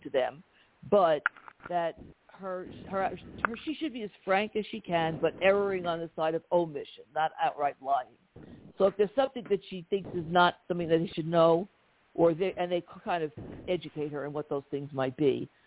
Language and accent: English; New York City, New York, United States; I'm from this part of the world